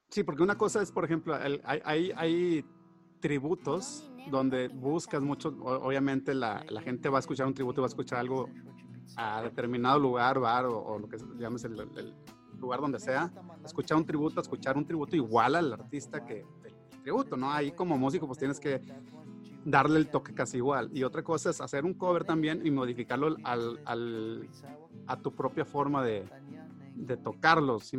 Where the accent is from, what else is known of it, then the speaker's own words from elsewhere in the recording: Mexico; uno como mexicano también muchas veces idolatra o dices, o dices, este, bueno, me gustaría salir de México porque aquí no hay oportunidades